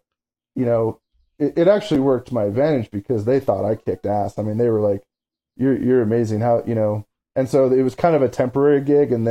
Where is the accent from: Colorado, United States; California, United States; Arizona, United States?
Arizona, United States; Phoenix; in Phoenix. Where I was born and raised